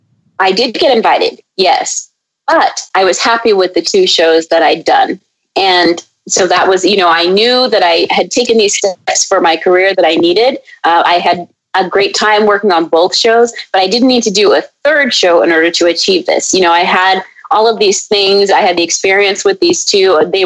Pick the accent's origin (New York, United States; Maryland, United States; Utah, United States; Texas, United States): Maryland, United States; she's from Maryland and I grew up some time in Maryland.